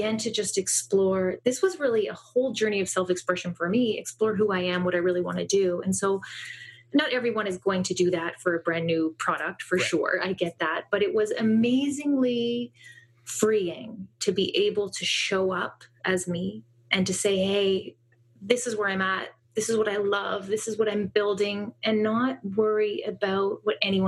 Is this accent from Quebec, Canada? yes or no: no; just north of Toronto, Ontario, Canada; I'm in Canada. I'm just north of Toronto